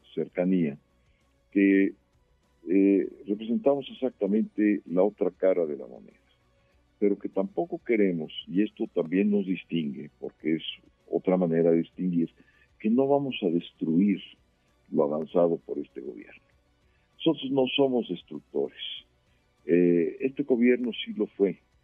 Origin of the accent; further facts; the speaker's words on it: Mexico; somos los mexicanos